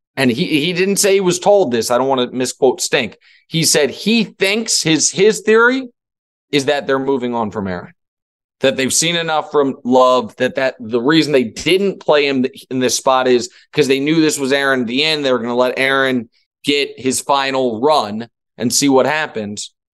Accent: Kansas City, Missouri, United States; moved away; I'm from Kansas City

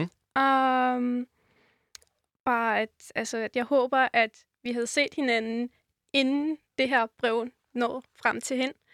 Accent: Rotenburg, Lower Saxony, Germany; moved away as an adult; jeg er jo født i Tyskland og opvokset der i 21 år

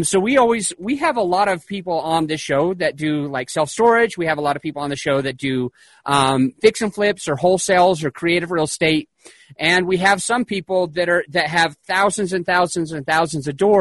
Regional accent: Utah, United States; moved away; I grew up in Utah

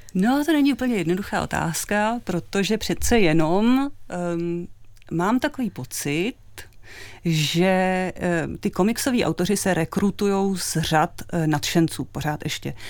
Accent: Czechia; u nás v Čechách

